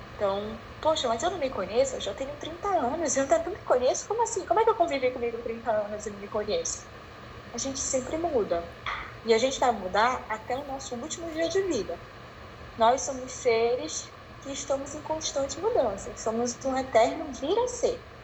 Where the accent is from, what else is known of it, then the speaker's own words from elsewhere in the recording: Belém, Pará, Brazil; sou de Belém, tá? moro em Belém, inicialmente estou em Belém